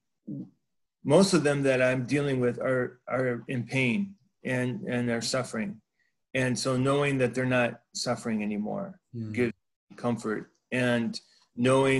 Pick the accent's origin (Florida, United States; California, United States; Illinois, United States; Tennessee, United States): California, United States; I grew up in California